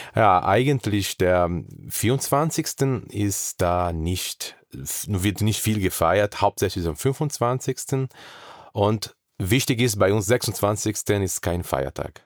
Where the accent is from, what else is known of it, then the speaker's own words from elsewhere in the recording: South Region, Brazil; German is a second language; moved away as an adult; now in Germany; ich komme mehr aus Süden